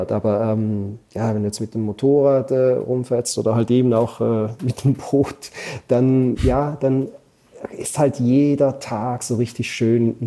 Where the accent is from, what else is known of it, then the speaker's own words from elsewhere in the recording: Switzerland; als Schweizer äh, und auch Deutsch, man motzt ja dann immer gerne, wenn Sachen nicht so funktionieren